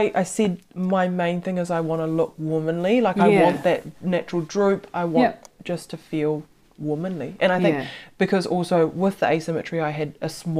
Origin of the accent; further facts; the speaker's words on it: Hawke's Bay, New Zealand; I'm originally from the Hawke's Bay, so he did a lot of surgeries in Napier that I'd seen physically on people.